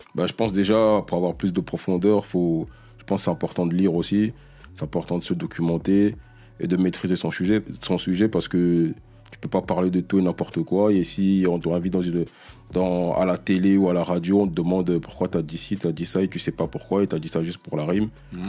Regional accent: DR Congo; moi, je suis congolais, je suis africain

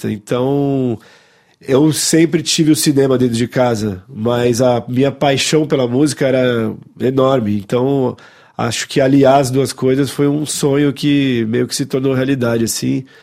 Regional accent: Paris, Île-de-France, France; born there; Bom, é verdade, eu nasci aqui na, na, em Paris, né, um, um pouco por acaso, né, mais ou menos.

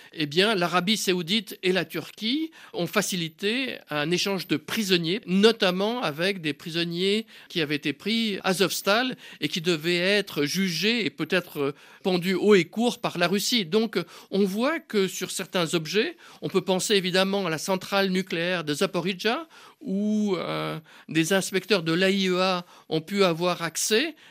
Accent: Switzerland; je suis suisse.

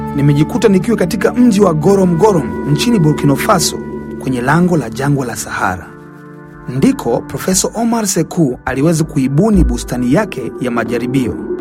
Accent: Tanzania; utotoni mwangu nchini Tanzania

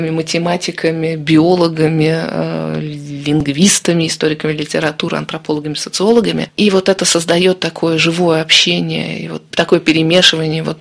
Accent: Saint Petersburg, Russia; я родом из Петербурга, европейские, русские такие.

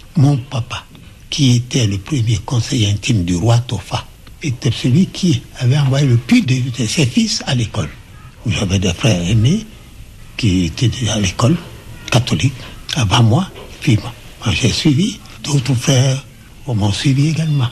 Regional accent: Porto-Novo, Ouémé, Benin; also born or lived in Saint-Louis, Senegal; Je suis né à Porto Novo, qui était l'ancienne capitale du Dahomey

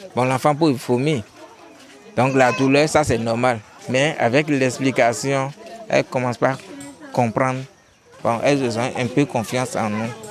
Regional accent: Benin; chez nous au Bénin

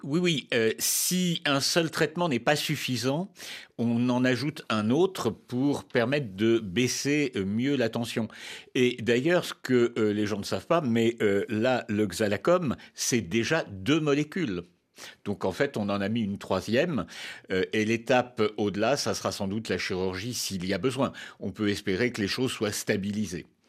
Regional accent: France; chez nous, en France

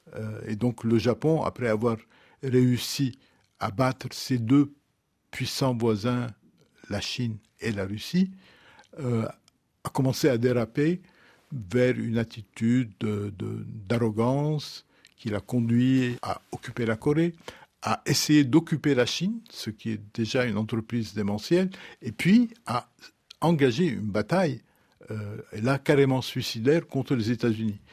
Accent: Lebanon; je viens du Liban, j'ai grandi dans une société où il y a des communautés religieuses

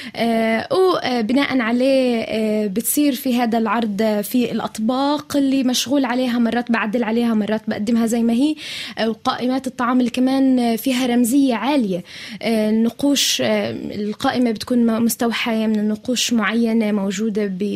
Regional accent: Palestine; إحنا كمان بنقدر كفلسطينيين

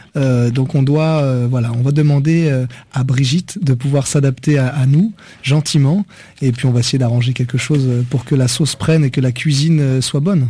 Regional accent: France; je suis pas malien, je suis français

